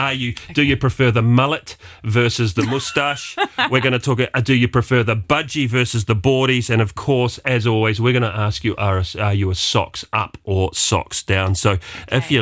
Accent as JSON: {"language": "English", "country": "New Zealand", "moved": "yes", "lives_now": "Luxembourg"}